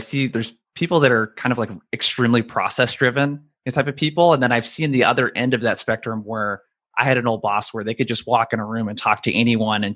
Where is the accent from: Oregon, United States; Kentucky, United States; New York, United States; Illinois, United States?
Oregon, United States; people like myself that are from really small towns, like how we grew up in Oregon